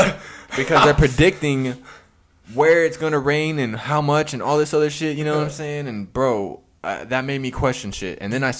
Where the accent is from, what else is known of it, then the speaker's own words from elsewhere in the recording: Moore, Oklahoma, United States; because I was growing up in Moore, in Oklahoma, prior to that with...